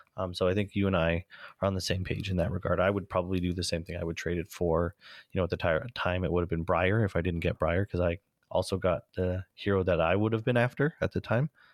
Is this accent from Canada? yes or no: yes; Canada; being Canadian